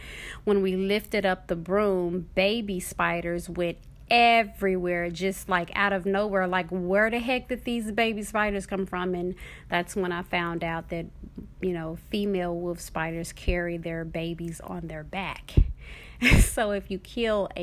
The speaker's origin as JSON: {"language": "English", "town": "Dallas", "region": "Texas", "country": "United States", "tie": "born or raised there", "moved": "yes", "said": "a child and teenager growing up in Dallas, Texas"}